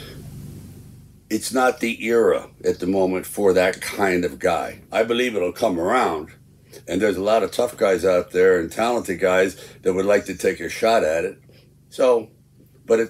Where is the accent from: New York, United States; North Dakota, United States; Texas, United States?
New York, United States; New York City; moved away; I grew up in Hell's Kitchen, New York, and so I never really left Manhattan